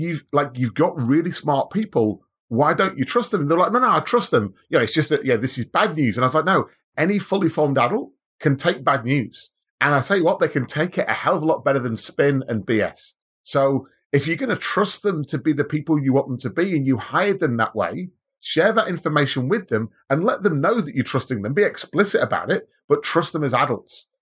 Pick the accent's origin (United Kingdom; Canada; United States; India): United Kingdom; Manchester, North West England; moved away as an adult; now in Australia; Manchester originally. So I'm a, I'm a English guy, born and bred, came to Australia in two thousand and three